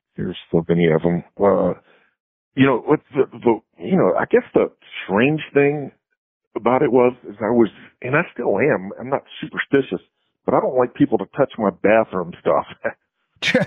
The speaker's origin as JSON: {"language": "English", "region": "the South", "country": "United States", "tie": "born or raised there", "said": "growing up in the South"}